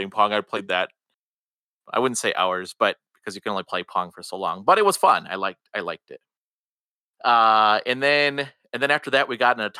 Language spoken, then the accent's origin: English; Wisconsin, United States; I am from Wisconsin and I was raised in Wisconsin